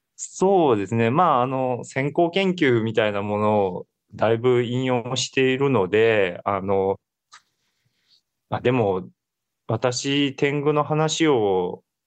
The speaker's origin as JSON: {"language": "Japanese", "region": "Kansai", "country": "Japan", "said": "私関西の人間なので"}